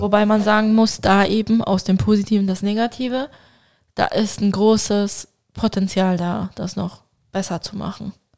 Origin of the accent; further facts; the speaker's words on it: Basel, Basel-Stadt, Switzerland; als stolze Baslerin und stolze Türkin